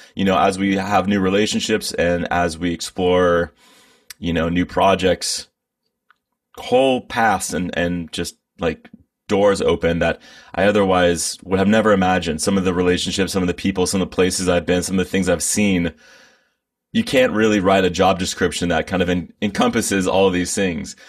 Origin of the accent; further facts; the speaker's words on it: Bay Area, California, United States; I'm from the Bay Area. I've been here my whole life.